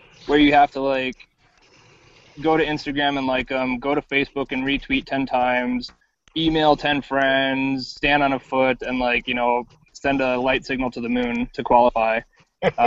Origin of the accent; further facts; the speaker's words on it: Minnesota, United States; in Minnesota here at a shop just in my hometown